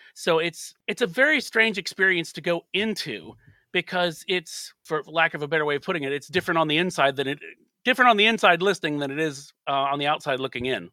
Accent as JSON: {"language": "English", "country": "United States", "said": "as an American"}